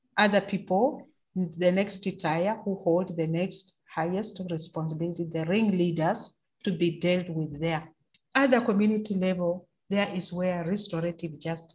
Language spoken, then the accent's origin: English; Kenya; As a Kenyan woman